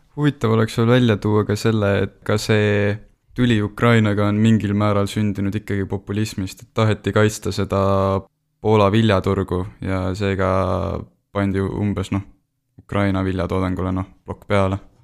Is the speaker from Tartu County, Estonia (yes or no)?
yes; Tartu, Tartu County, Estonia; ma olen pärit Tartust